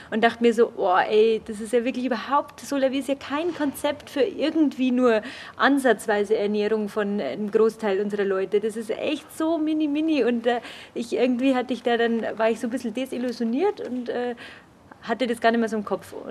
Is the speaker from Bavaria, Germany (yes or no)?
yes; Augsburg, Bavaria, Germany; ich bin keine Münchnerin, sondern Augsburgerin, deswegen war es mir auch nicht so nah.